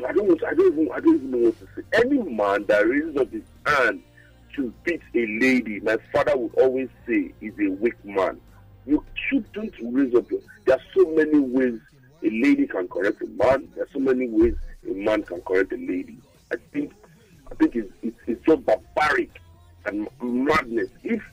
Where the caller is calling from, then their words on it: Maryland, United States; calling from Maryland.